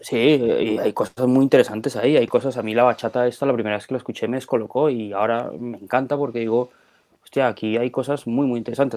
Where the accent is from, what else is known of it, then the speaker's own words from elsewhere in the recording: Colombia; moved away as an adult; now in Spain; yo nací en Colombia, eh, he vivido ya 25 años en España